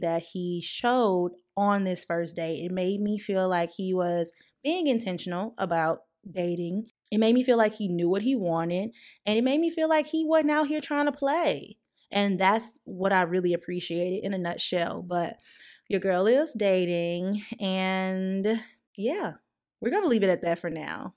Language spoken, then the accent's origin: English; the South, United States; I'm also from the South